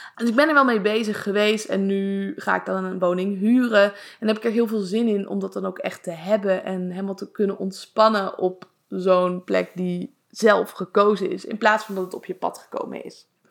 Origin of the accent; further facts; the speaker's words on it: Leiden, South Holland, Netherlands; also born or lived in Zoetermeer; Maar ik kom zelf uit Leiden